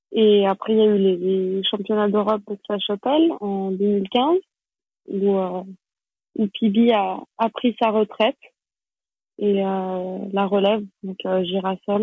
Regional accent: Geneva, Switzerland; first language French; also born or lived in Paris, France; Et donc après j'ai grandi à Genève

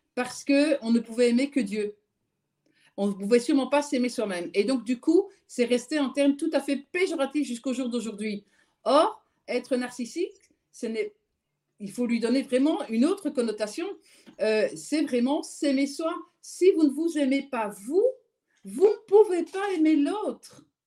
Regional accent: Belgium; je suis belge

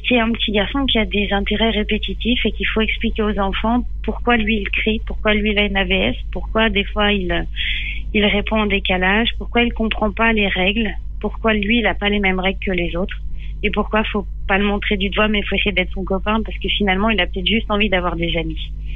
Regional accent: Les Mureaux, Île-de-France, France; moved away as an adult; j'ai grandi au Mureau euh, dans... jusqu'à mes 18 ans, puis après je suis partie.

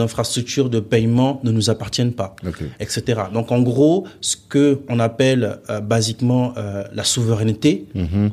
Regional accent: Gabon; moved away; also born or lived in Mali; je suis né là-bas, que j'ai grandi là-bas

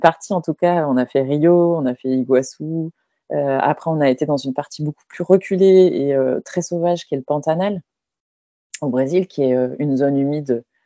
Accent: France

